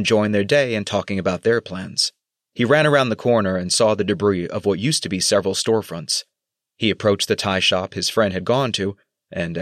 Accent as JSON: {"language": "English", "country": "United States", "moved": "as an adult", "said": "as an American born in the early 1980s"}